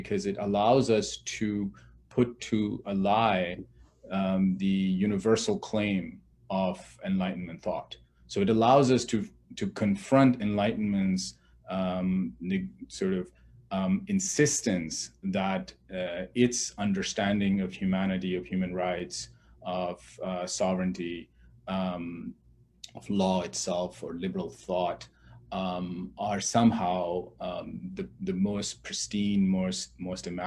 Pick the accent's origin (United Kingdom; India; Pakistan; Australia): Pakistan; moved away; I come from Pakistan. I grew up in a military dictatorship.